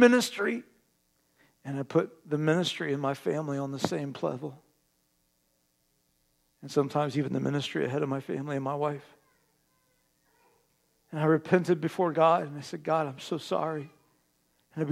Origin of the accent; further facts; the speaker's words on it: Terre Haute, Indiana, United States; moved away; also born or lived in East Alton, Illinois; My family and I, some of you know, we're from Terre Haute, Indiana